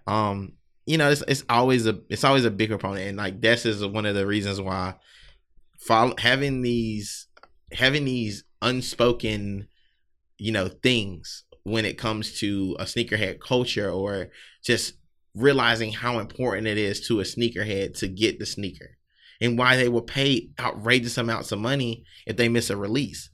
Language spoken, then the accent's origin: English; South Carolina, United States; now in Philadelphia, United States; I'm not originally from Philly. Um, definitely a Southern guy, Southern boy from South Carolina